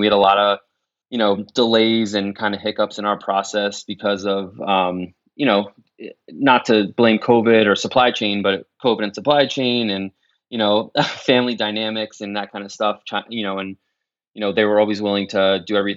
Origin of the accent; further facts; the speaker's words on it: New Jersey, United States; moved away as an adult; also born or lived in New York; now in Maryland, United States; I grew up in New Jersey, but lived in New York almost 20 years.